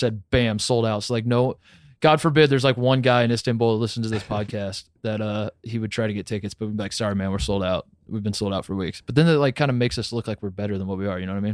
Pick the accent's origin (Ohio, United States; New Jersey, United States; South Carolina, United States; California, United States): Ohio, United States; Columbus; I am from Columbus, Ohio